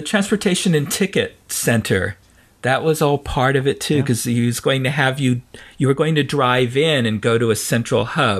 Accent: San Francisco, California, United States; I was raised in San Francisco

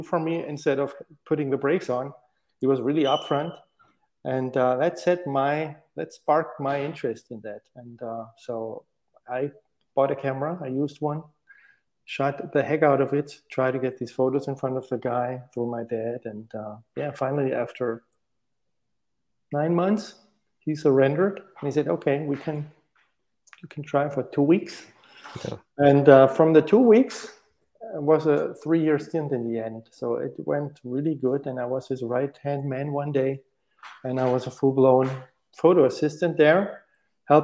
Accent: Stuttgart, Baden-Württemberg, Germany; moved away as an adult; now in Munich, Germany; I grew up in Stuttgart

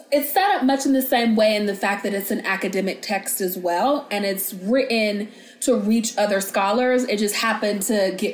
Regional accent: United States

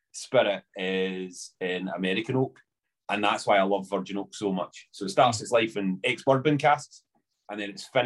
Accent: Coatbridge, Scotland, United Kingdom; So I'm from Glasgow, well, Coatbridge. Originally

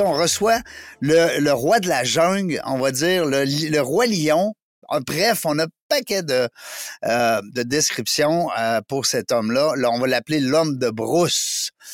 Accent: Canada

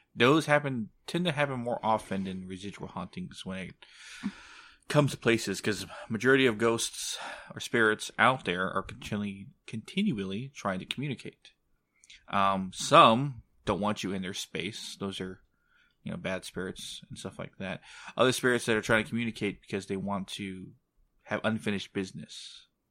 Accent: San Antonio, Texas, United States; my hometown of San Antonio

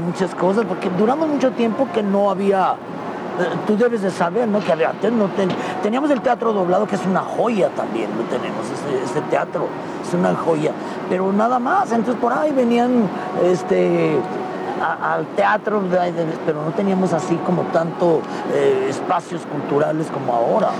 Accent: León, Guanajuato, Mexico; moved away as an adult; soy muy orgulloso de ser de León. Quiero mucho, aquí vive toda mi familia porque yo sí aquí nací

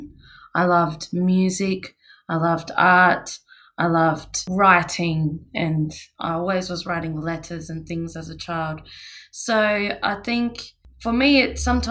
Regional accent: Australia; I grew up on Bangla country and I'm currently living

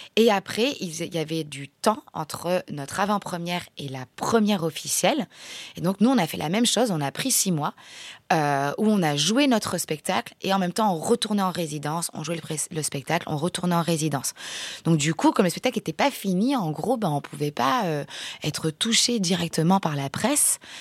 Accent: France; also born or lived in Mont-de-Marsan; on est circassien, on est français

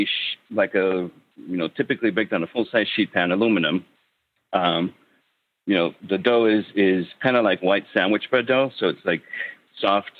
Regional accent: Mexico City, Mexico; moved away; I grew up in Mexico City, and we had Pizza Hut.

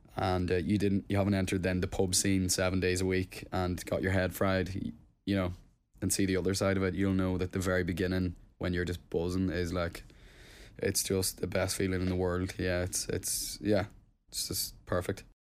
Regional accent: Plumbridge, Northern Ireland, United Kingdom; moved away; hometown was Plum Bridge and it's a tiny, tiny village, like, in Tyrone

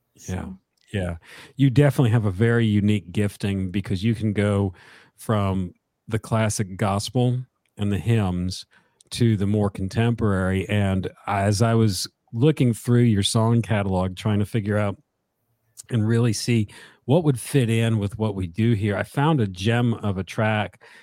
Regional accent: Connecticut, United States; now in South Carolina, United States; I'm from Connecticut and moved down here many, many years ago.

